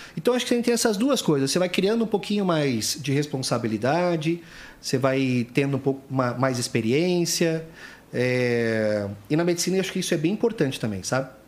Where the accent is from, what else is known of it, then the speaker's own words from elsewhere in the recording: Foz do Iguaçu, Paraná, Brazil; moved away; also born or lived in São Paulo; eu sou nascido em São Paulo, mas eu fui com um ano de idade para Foz, então eu me considero um paranaense